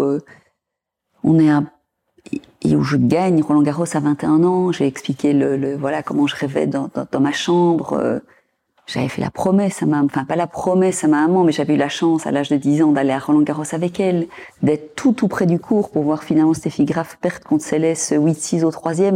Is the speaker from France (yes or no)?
no; Belgium; en tant que Belge